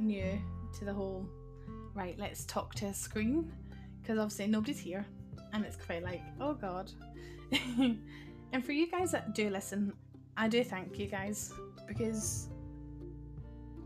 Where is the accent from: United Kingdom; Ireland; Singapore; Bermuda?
United Kingdom; Scotland; I am Scottish